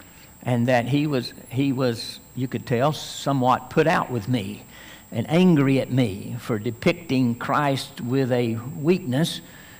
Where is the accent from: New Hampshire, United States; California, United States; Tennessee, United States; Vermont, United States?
Tennessee, United States; I grew up in Tennessee